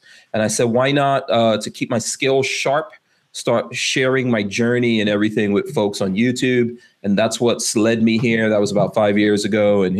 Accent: New York, United States; moved away as an adult; now in Florida, United States; I grew up in New York.

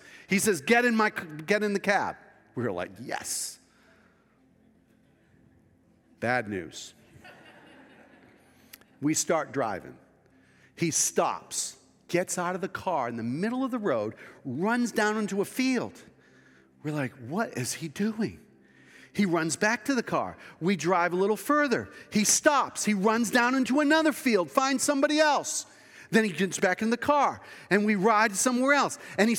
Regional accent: the East, United States; Now remember, I was from the East.

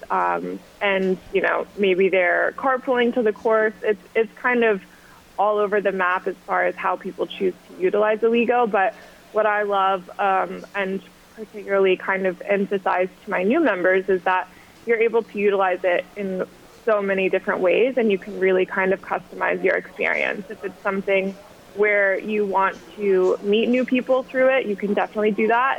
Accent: Augusta, Georgia, United States; moved away as an adult; also born or lived in South Carolina; now in New York City, United States; I grew up in Augusta, Georgia

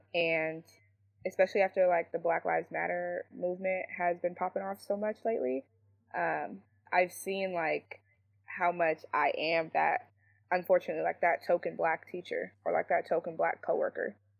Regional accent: San Jose, California, United States; I grew up here in San Jose

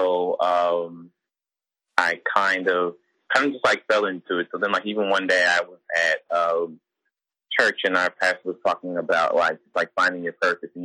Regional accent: St. Louis, Missouri, United States; moved away as an adult; also born or lived in Jackson, Mississippi; now in Memphis, United States; I grew up in St. Louis.

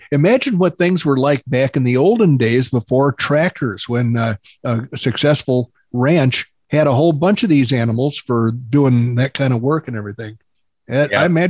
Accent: Wayne, Illinois, United States; I grew up in Wayne, Illinois, and I, in fact, have a house in Wayne, Illinois right now

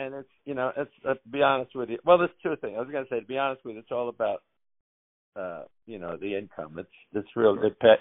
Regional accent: New York City, New York, United States; now in New Jersey, United States; I grew up in Queens too

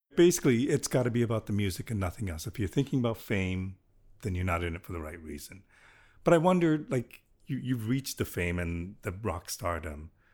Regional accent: Toronto, Ontario, Canada; I grew up in Willowdale

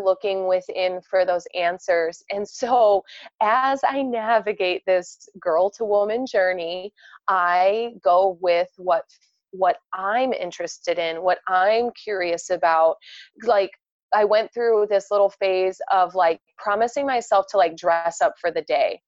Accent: right outside of Chicago, Indiana, United States; moved away; born and raised Indiana, uh, right outside of Chicago

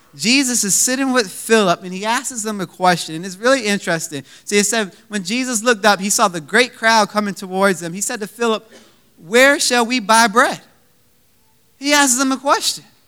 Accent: Virginia Beach, Virginia, United States; now in Richmond, United States; We're from Virginia Beach, Virginia, which is about two hours away from Richmond

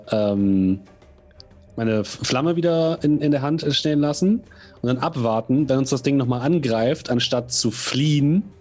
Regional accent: Osnabrück, Lower Saxony, Germany; nächste Woche sind wir in Osnabrück, meiner alten Heimatstadt, dürfen da im Schlosshof spielen

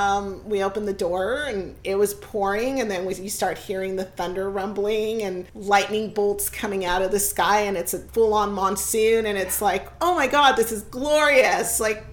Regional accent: South Bay, California, United States; I grew up in the South Bay

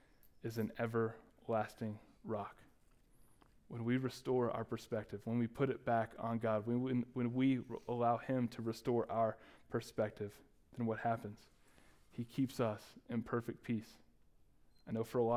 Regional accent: Dallas, Texas, United States; moved away; I ended up going to every Dallas County Community College that was available in our hometown

